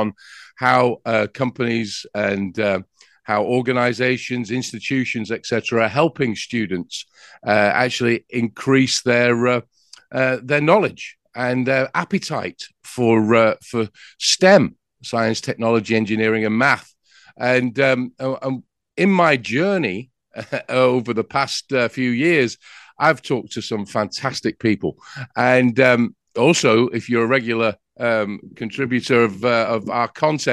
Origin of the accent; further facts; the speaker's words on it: England, United Kingdom; now in United States; I'm from England with that accent that I have.